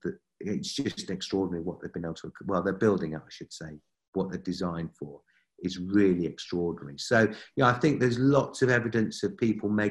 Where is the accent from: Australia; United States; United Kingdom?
United Kingdom; being a Brit